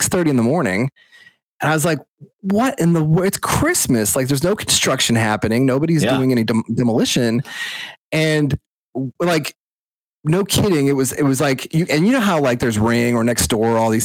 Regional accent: Nashville, Tennessee, United States; I'm from Nashville, Tennessee

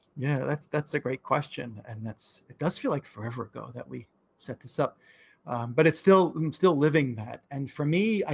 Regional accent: New York, United States; I'm from New York

